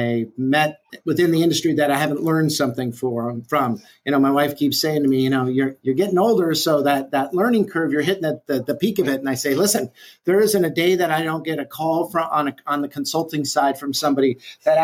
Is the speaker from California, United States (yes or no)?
yes; California, United States; moved away as an adult; also born or lived in Chicago, Illinois; now in Dallas, United States; born in Chicago. And then at 3 years old, decided to move, family decided to move out to California. And I was brought up in California and moved to Dallas in 1997.